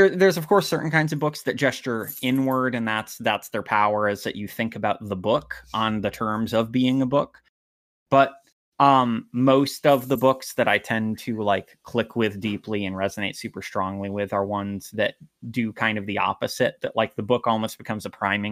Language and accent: English; United States; I'm an American leftist